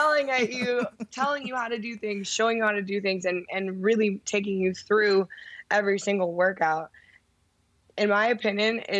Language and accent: English; Chicago, Illinois, United States; I'm from Chicago